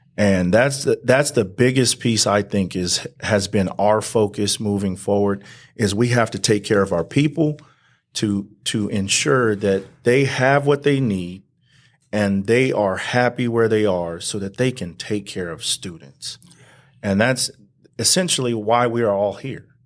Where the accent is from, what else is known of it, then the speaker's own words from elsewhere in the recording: Banning, California, United States; also born or lived in Palm Springs, California; raised here, uh, all the way up until I graduated high school in nineteen ninety-six.